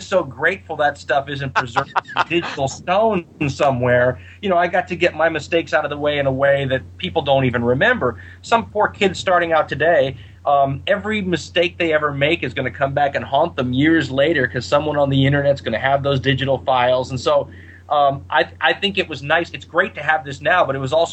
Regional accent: United States; as an American

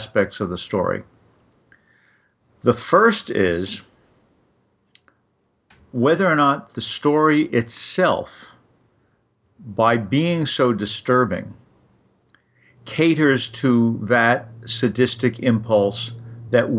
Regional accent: New York City, New York, United States; I grew up in New York, and I got to go to Coney Island sort of whenever I felt like it

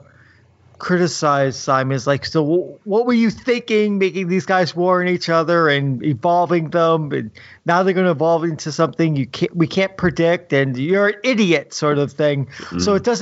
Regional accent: Bayonne, New Jersey, United States; where I grew up in Bayonne, New Jersey. Bayonne is not exactly the richest part of New Jersey, mm-hmm. so it's not exactly a high-class area to grow up in.

